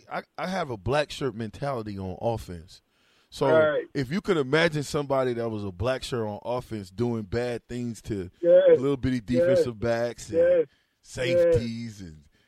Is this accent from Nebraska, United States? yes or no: yes; Omaha, Nebraska, United States; I'm from Omaha.